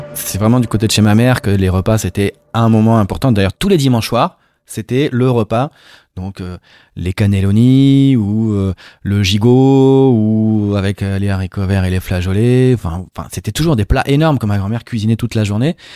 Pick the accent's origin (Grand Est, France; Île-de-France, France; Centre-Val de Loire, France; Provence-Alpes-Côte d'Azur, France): Provence-Alpes-Côte d'Azur, France; Marseille; je viens de Marseille, mon père est juif berbère d'Algérie, et ma mère marseillaise